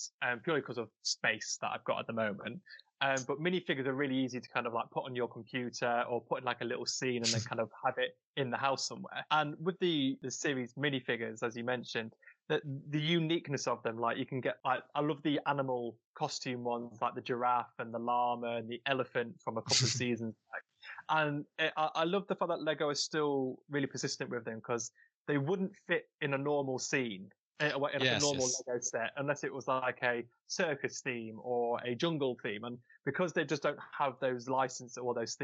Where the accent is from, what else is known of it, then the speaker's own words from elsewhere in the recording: Nottinghamshire, East Midlands, United Kingdom; moved away; I'm originally from Nottinghamshire